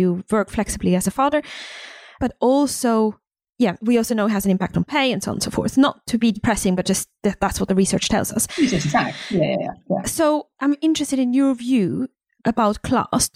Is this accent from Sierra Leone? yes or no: no; Switzerland; now in United Kingdom; I'm from Switzerland